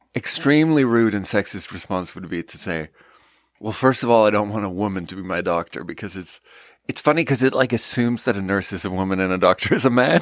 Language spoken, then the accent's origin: English; Sweden; moved away; I'm from Sweden